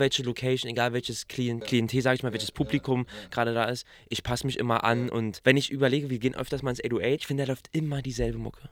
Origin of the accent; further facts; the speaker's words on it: Berlin, Germany; accent: Berliner; dass wir so diesen Berliner Akzent haben